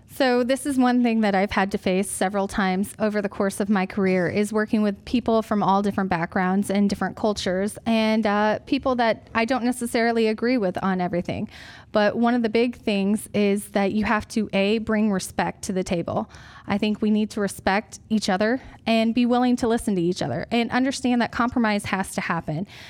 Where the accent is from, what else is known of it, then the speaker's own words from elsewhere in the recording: Johnson County, Iowa, United States; I'm from Johnson County